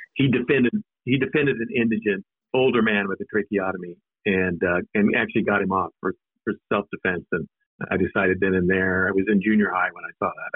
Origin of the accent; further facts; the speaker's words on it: Nampa, Idaho, United States; moved away; also born or lived in Alaska; I was born in Alaska, but I grew up in Idaho, and, and I went to school um, in a place called Nampa, Idaho, which is west of, of Boise.